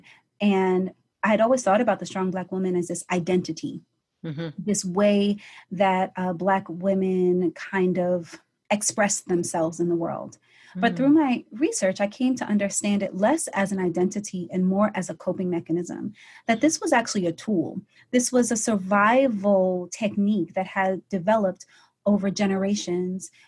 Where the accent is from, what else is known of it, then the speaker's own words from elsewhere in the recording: New York City, New York, United States; I am originally from Brooklyn, New York, and I kind of grew up in a family of kind of warrior women